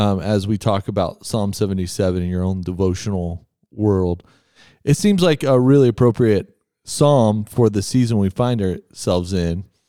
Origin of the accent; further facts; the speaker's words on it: Texas, United States; when I was growing up in Texas